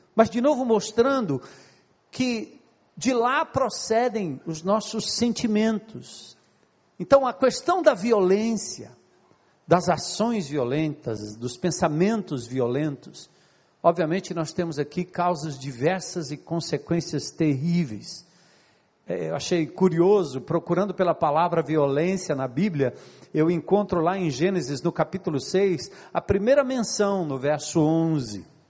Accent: São Paulo, Brazil; moved away; also born or lived in Ceará; eu nasci e me criei em São Paulo

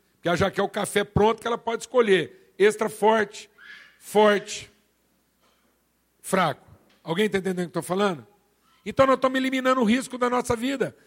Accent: Minas Gerais, Brazil; eu sou mineiro

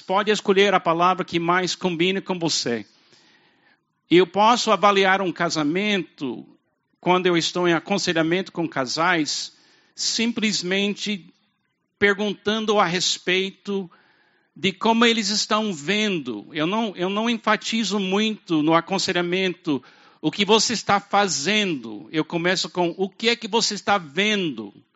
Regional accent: United States; Portuguese is a second language; moved away as an adult; also born or lived in Brazil; now in Fortaleza, Brazil; eu venho dos Estados Unidos

